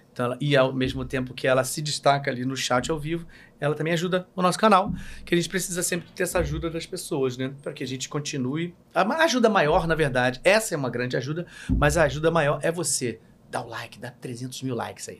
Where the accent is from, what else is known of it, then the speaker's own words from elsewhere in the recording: Rio de Janeiro, Brazil; eu sou carioca